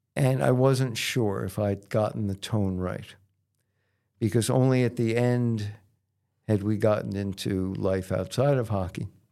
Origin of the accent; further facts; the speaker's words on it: United States; as an American kid